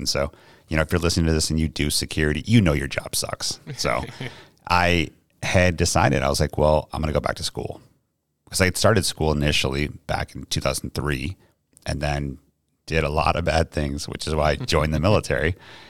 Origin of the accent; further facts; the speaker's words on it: New York, United States; accent: New York; So I am not from here. Obviously, I'm from New York. I have tried to hide my accent as much as possible just because people here don't take too kindly to it.